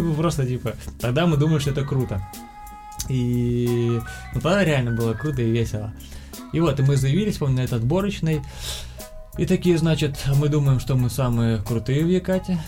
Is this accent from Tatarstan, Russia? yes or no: yes; Kazan, Tatarstan, Russia; moved away as an adult; also born or lived in Yekaterinburg; я сам из Казани